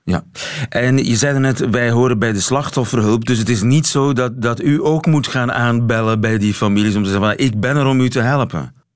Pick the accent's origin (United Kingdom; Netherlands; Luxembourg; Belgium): Belgium; Flanders; wij zeggen vast en zeker.